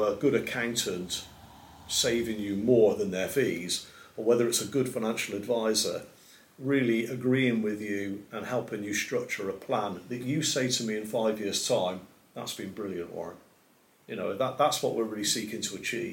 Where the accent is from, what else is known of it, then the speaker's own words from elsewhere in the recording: Gloucestershire, South West England, United Kingdom; now in Shropshire, United Kingdom; I was born in Gloucestershire. And when I moved to Shropshire, my mother thought I'd gone to the other side of the world